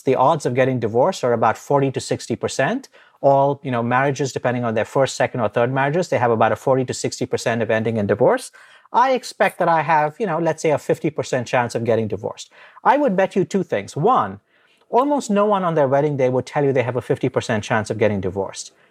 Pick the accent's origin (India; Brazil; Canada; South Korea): India; moved away; I grew up in India